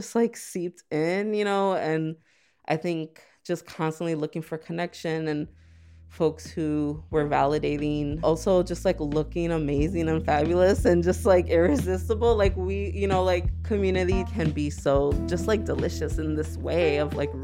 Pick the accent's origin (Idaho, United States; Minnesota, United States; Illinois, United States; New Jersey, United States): Illinois, United States; Chicago; I'm from Gage Park. A lot of people don't know about it. I mean, it holds definitely a special place in my heart. I just never really left my neighborhood for a really long time until, like, high school